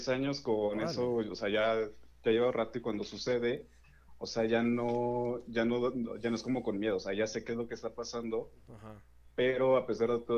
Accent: Puebla, Mexico; De Puebla.

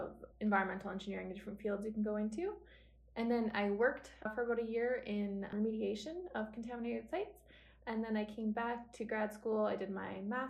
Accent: Innisfail, Alberta, Canada; also born or lived in Edmonton; I grew up in Innisfil, which is a small town about 2 hours south of Edmonton

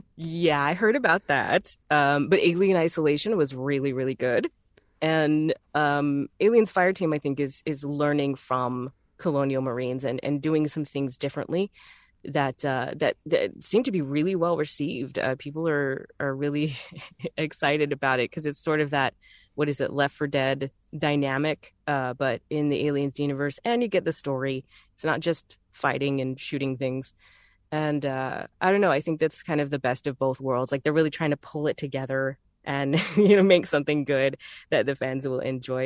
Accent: Texas, United States; accent: Southern; I'm from Texas, so th, that accent is very native

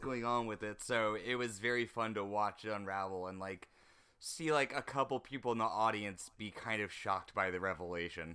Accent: North Carolina, United States; now in California, United States; you are in my home state right now

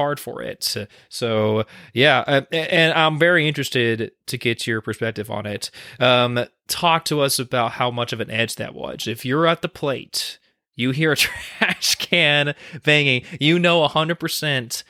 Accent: Houston, Texas, United States; I grew up in Houston, I'm an Astros fan

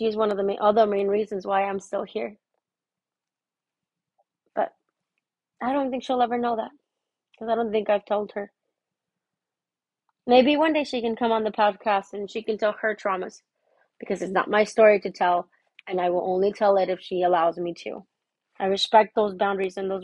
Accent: Miami, Florida, United States; moved away; I'm from Miami.

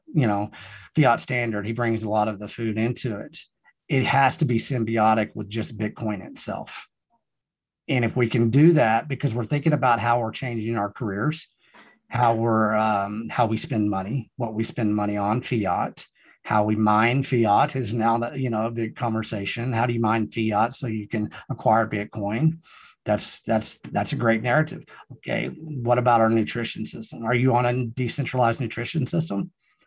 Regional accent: Texas Panhandle, United States; also born or lived in Austin, Texas; I came back to the Texas Panhandle from Austin for certain reasons

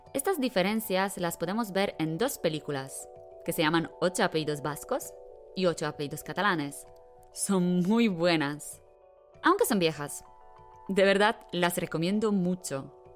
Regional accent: Bielawa, Lower Silesian Voivodeship, Poland; Spanish is a second language; now in Wrocław, Poland; soy de Polonia. Soy de una ciudad pequeña que se llama Bielawa, pero no vivo en Bielawa. Vivo en Wrocław

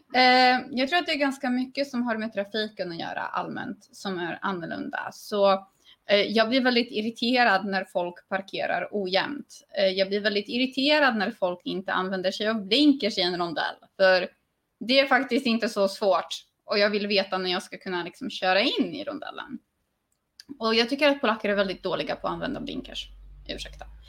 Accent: Sweden; now in Poland; jag är svensk

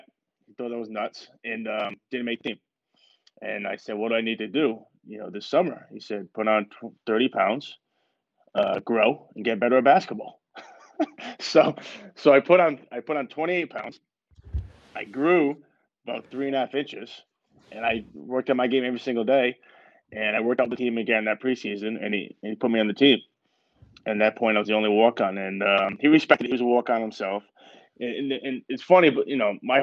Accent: Cranston, Rhode Island, United States; I'm from Rhode Island, Cranston, Rhode Island. Went to all boys Catholic high school, played ball there.

